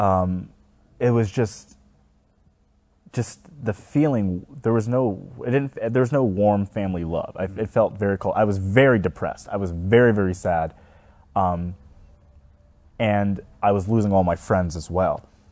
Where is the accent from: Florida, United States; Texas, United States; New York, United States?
Texas, United States; Houston; a big church in my hometown was Fairfield Baptist Church. And maybe 30 minutes away was Joel Osteen